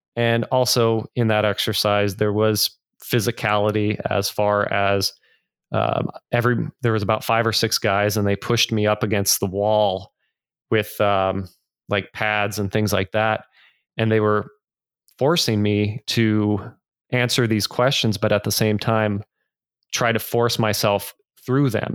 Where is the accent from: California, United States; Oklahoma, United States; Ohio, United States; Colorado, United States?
California, United States; Northern; I grew up in Northern California, wonderful, loving family